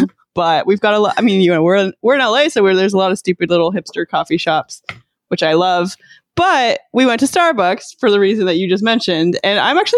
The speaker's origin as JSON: {"language": "English", "region": "Alberta", "country": "Canada", "tie": "born or raised there", "said": "my hometown in Alberta, Canada"}